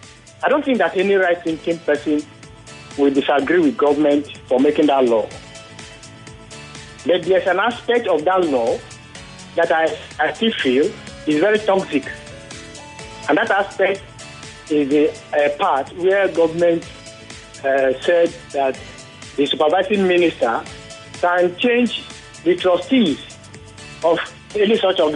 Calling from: Ikorodu, Lagos, Nigeria; I'm calling from Ikorodu.

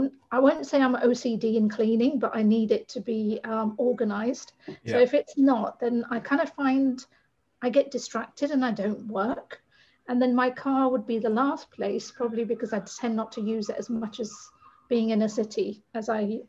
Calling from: Brighton, South East England, United Kingdom; I'm in the south of England, a place called Brighton, and I'm so fortunate to be by the sea.

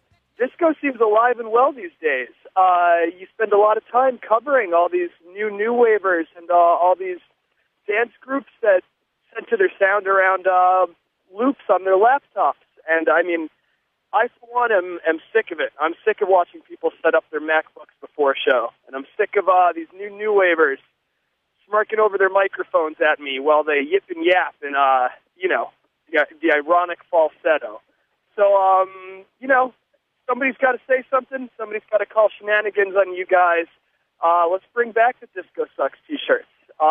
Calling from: Boston, Massachusetts, United States; calling from Boston, Mass.

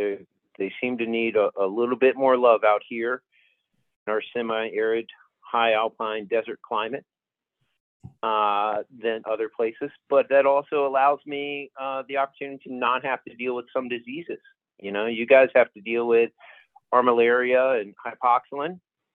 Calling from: Denver, Colorado, United States; I am in Denver proper, Denver, Colorado, in the Rocky Mountain region here.

